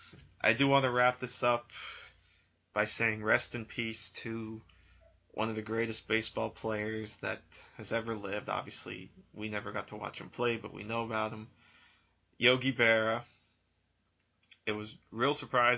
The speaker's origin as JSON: {"language": "English", "town": "Hazleton", "region": "Pennsylvania", "country": "United States", "tie": "born or raised there", "said": "Joe Madden, of course, the manager of the Cubs, who's from my hometown"}